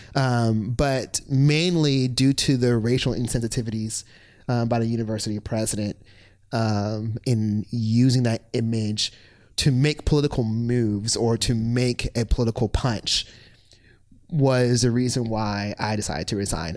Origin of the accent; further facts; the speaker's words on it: Virginia Beach, Virginia, United States; moved away as an adult; also born or lived in Lynchburg, Virginia; I am originally from Virginia Beach, Virginia